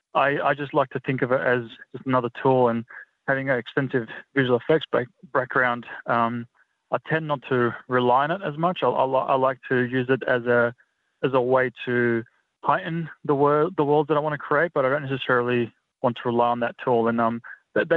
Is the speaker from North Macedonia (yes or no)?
yes; North Macedonia; now in Australia; I'm originally from Macedonia, which is just across the border. So the language is very, very similar